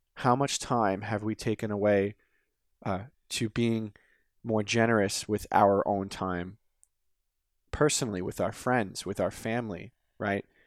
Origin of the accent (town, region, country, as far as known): United States